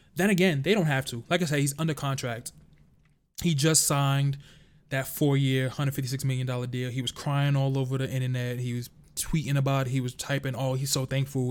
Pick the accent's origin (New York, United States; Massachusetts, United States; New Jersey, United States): New York, United States; New York City; born and raised in the Bronx, New York